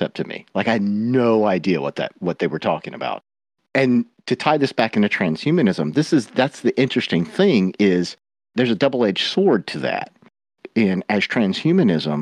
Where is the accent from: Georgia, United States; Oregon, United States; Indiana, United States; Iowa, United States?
Georgia, United States; I am from the South. Without being mm-hmm. too thick, I'm from the state of Georgia